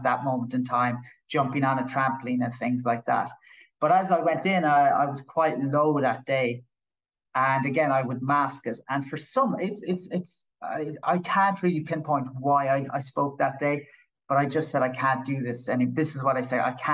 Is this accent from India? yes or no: no; Killarney, Munster, Ireland; I grew up in Killarney in County Kerry